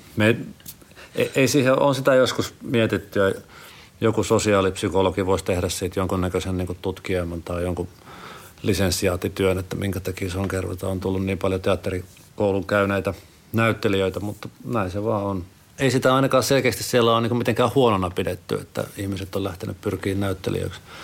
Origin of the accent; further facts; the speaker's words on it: Sonkajärvi, North Savo, Finland; moved away; mä oon kotoisin siis Sonkerven kunnasta Sukevan kylältä.